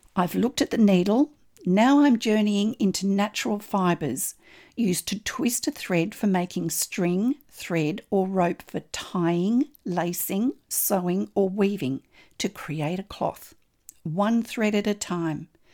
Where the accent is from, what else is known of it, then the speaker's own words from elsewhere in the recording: Australia; I'm an Australian textile artist